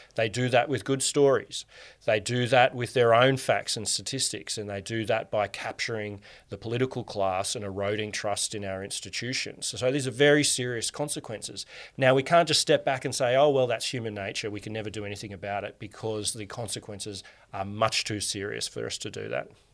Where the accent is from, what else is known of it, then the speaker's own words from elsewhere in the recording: Canberra, Australian Capital Territory, Australia; And you and I grew up in Canberra